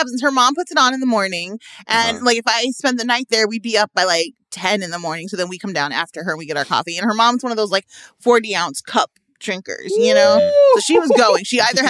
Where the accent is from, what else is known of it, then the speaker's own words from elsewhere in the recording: Midwest, United States; now in Los Angeles, United States; And I'm from the Midwest. So, you know, it's cold as H in the morning.